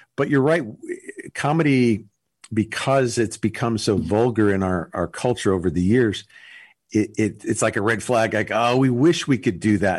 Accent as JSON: {"language": "English", "town": "Los Angeles", "region": "California", "country": "United States", "tie": "born or raised there", "said": "I grew up in Los Angeles, California"}